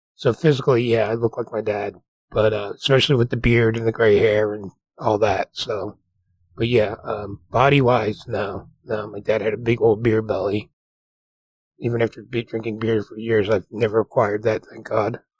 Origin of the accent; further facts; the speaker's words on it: New Jersey, United States; the house we grew up in New Jersey was pretty nice